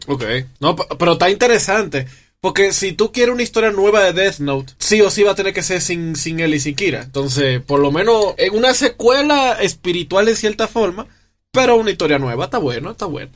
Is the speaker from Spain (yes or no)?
no; Dominican Republic; now in Mexico; yo como soy de República Dominicana, llego a México